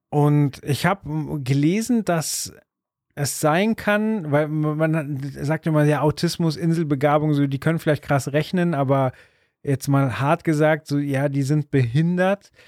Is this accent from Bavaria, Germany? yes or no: yes; Munich, Bavaria, Germany; wir sind äh, aus München, da hört es dann aber auch auf, weder jung noch reich